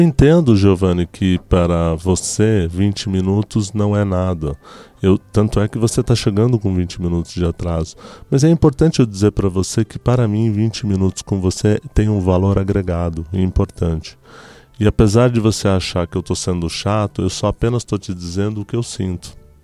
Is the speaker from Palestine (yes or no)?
yes; Tulkarm, West Bank, Palestine; also born or lived in Lebanon; now in Brazil; eu sou de Tulkarem